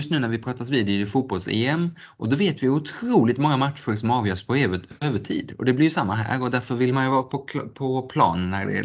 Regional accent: Geneva, Switzerland; born there; Och jag är född i Genève som har världens största årliga bilsalong

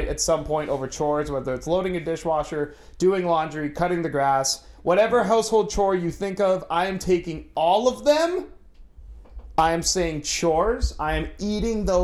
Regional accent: Toronto, Ontario, Canada; we grew up in Toronto.

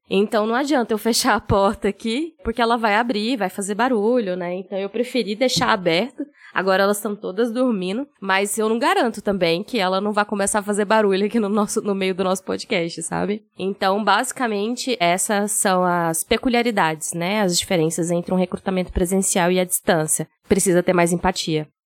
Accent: Goiás, Brazil; Sou goiana

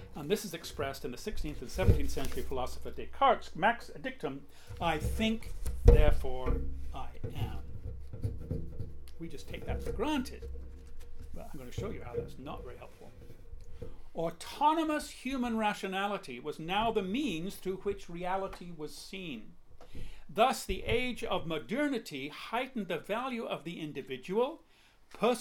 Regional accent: England, United Kingdom; moved away; I'm an English person

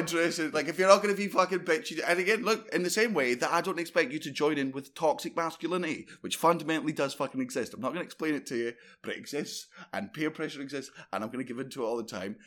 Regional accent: Fife, Scotland, United Kingdom; I grew up in Fife

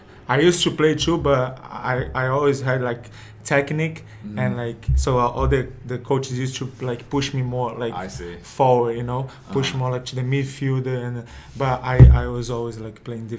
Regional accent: Rio de Janeiro, Brazil; accent: Brazilian; English is a second language; I'm from Rio de Janeiro, Brazil. And I was born in December 20, 1993.

